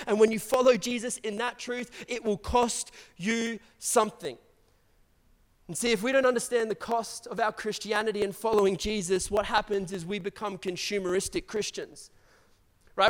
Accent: Brisbane, Queensland, Australia; I grew up in the south side of Brisbane

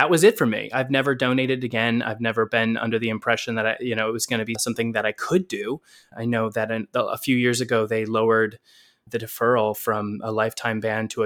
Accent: Wisconsin, United States; moved away as an adult; now in New York City, United States; I grew up in Wisconsin, but my home is in New York City and has been for about half of my life

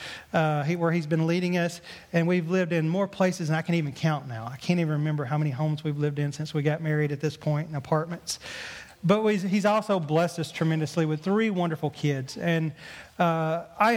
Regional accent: Mississippi, United States; accent: southern drawl; moved away; I grew up in Mississippi. Obviously, you probably heard from my southern drawl a little bit

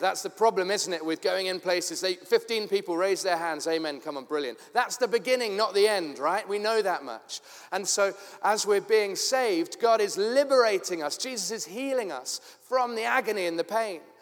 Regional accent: London, United Kingdom; moved away as an adult; also born or lived in Tooting, London; now in Cape Town, South Africa; I was born in Tooting and grew up in Forest Hill

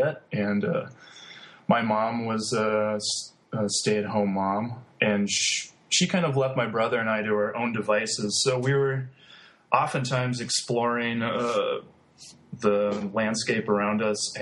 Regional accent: Pelican Rapids, Minnesota, United States; now in Lincoln, United States; I'm originally from Minnesota, and I grew up near the Red River Valley of the North on the North Dakota-Minnesota border. So being about 45 minutes from Fargo, North Dakota, small rural community called Pelican Rapids.

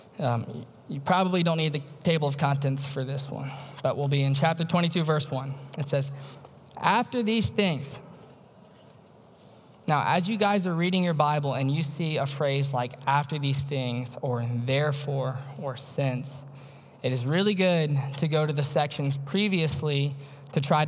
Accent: Louisiana, United States; moved away as an adult; I was born and raised in Louisiana, way down south

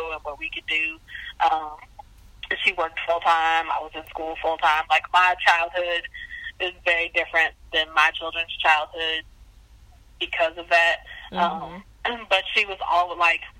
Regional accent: St. Louis, Missouri, United States; moved away as an adult; also born or lived in Caribbean; now in Mississippi, United States; I grew up in St. Louis, in St. Louis City, for like my entire life.

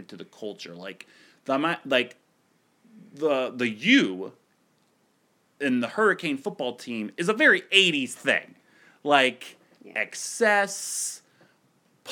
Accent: Ohio, United States; I grew up in Ohio

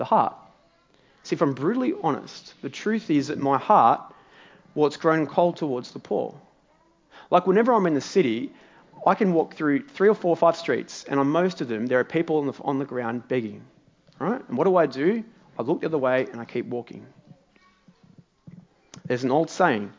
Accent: Morwell, Victoria, Australia; now in Melbourne, Australia; my hometown of Morwell.

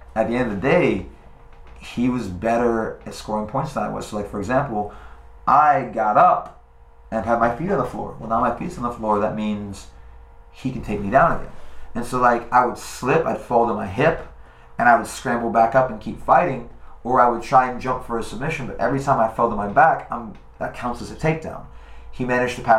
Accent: Boca Raton, Florida, United States; from my hometown, from Boca Raton, Florida

